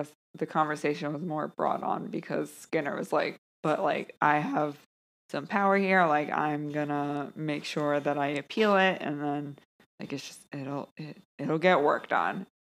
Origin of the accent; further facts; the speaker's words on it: the South, United States; You're from Kansas. I'm from the South.